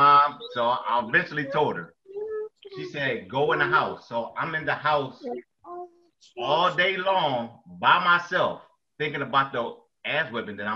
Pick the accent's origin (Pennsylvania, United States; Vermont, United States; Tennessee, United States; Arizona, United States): Pennsylvania, United States; Philadelphia; I'm from Philly, so we had the school buses